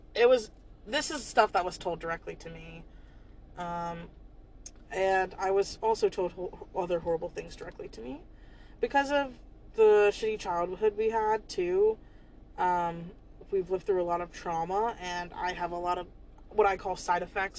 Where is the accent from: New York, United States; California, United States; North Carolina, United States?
North Carolina, United States; also born or lived in Georgia / Charlotte; when I thought of home, when I thought of North Carolina